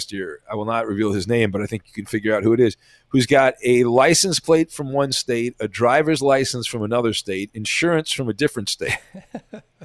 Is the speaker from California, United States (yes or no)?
yes; Santa Ana, California, United States; I grew up in Orange County in Santa Ana